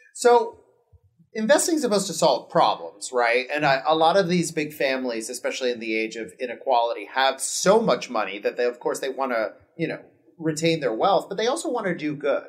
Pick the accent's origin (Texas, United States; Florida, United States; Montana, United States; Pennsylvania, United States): Florida, United States; Miami; moved away as an adult; now in Los Angeles, United States; I grew up in Miami, we're Cuban